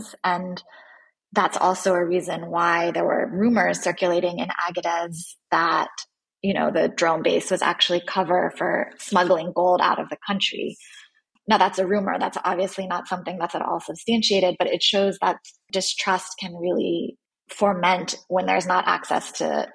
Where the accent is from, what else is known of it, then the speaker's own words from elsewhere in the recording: United States; as an American journalist who was there reporting